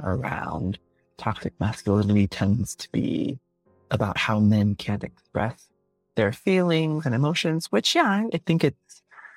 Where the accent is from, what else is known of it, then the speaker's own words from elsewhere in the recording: Malaysia; I think one, there is a very distinct experience being Malaysian Chinese, because we have this thing, especially being a Malaysian Chinese man